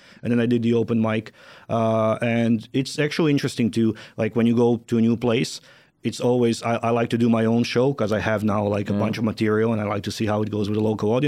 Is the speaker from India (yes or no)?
no; Croatia; also born or lived in Moscow, Russia; I'm now based in my hometown, which is a small town where nothing happens